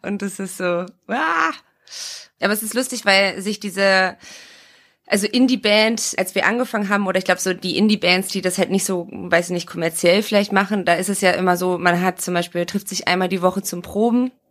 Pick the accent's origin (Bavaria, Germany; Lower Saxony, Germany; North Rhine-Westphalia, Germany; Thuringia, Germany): Lower Saxony, Germany; Oldenburg; moved away; wir waren in Oldenburg, also quasi in meiner Heimat